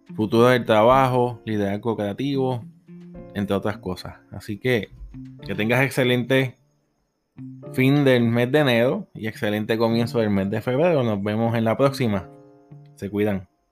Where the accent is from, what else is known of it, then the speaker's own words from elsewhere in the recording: Puerto Rico; Soy de Puerto Rico